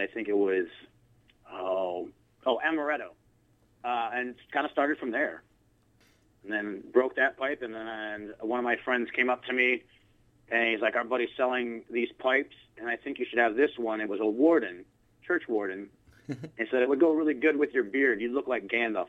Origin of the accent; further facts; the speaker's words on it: Grand Rapids, Michigan, United States; also born or lived in Italy; I grew up in uh, Grand Rapids, Michigan, where I still currently reside